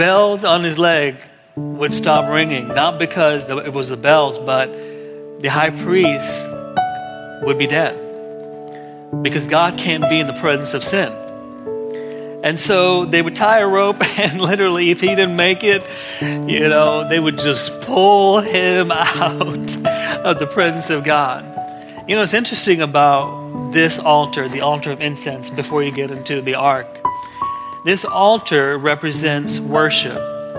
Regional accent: Kuwait; and I grew up in Kuwait

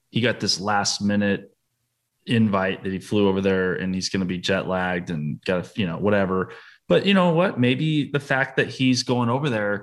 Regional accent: United States; as an American

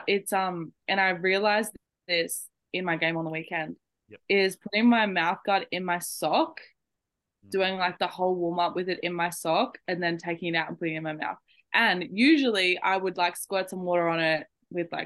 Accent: Australia; I'm an Aussie, born and bred here, play for Malta

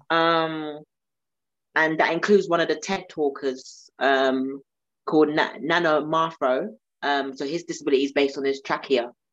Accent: London, United Kingdom; being South Londoner

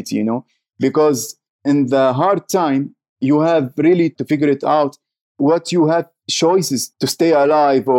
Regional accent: Syria; English is a second language; also born or lived in Jordan / Turkey; now in Canada; I am from Syria

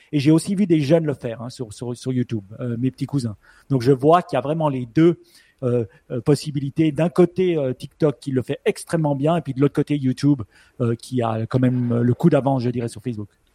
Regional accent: Switzerland; accent: Swiss; mon accent suisse

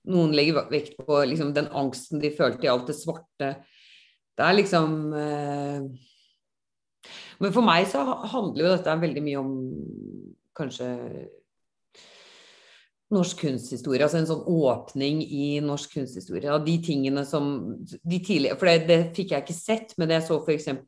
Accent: Bergen, Vestland, Norway; accent: Bergen; also born or lived in Ås; Men før jeg flyttet fra Bergen, så ble jo, da ble jo dialekten sånn som dette

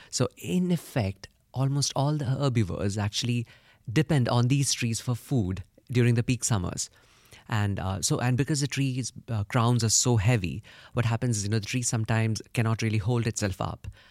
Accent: India; I come from India

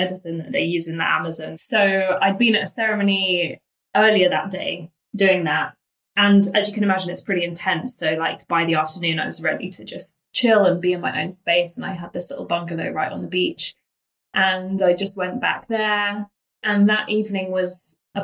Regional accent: London, United Kingdom; I am 30. I'm a Londoner.

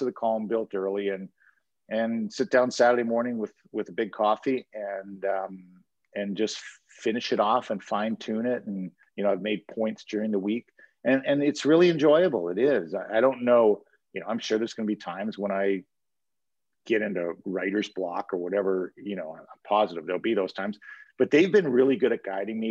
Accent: Timmins, Ontario, Canada; I grew up in Timmins

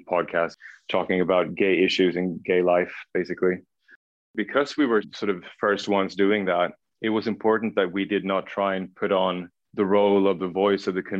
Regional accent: Stockholm, Stockholm County, Sweden; first language Swedish; English is a second language; also born or lived in Södertälje / Paris; I grew up in Stockholm, and Stockholm, for everyone who's never been to Stockholm before, is the capital of Sweden

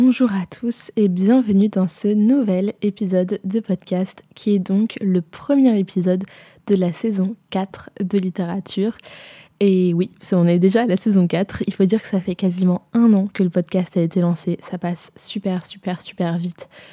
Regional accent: Provence-Alpes-Côte d'Azur, France; j'ai grandi en province et j'ai grandi en Provence même.

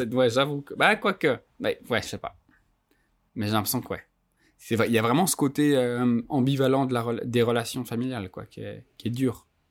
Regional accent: Geneva, Switzerland; moi, j'ai grandi à Genève d'un père qui est maghrébin

